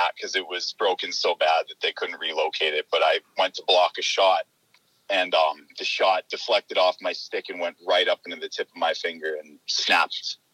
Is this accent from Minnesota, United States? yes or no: no; Newfields, New Hampshire, United States; I'm from Newfields, New Hampshire, and yeah, I grew up there